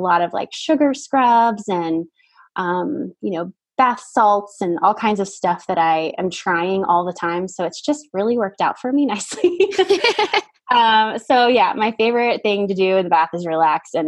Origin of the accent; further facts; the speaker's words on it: Miami, Florida, United States; I'm from Miami area.